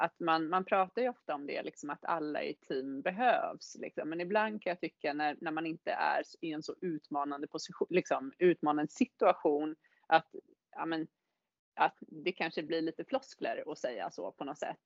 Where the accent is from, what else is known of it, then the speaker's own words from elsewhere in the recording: Täby, Stockholm County, Sweden; moved away as an adult; also born or lived in Gothenburg / Varberg; now in Åre, Sweden; Jag kommer ju från Täby från början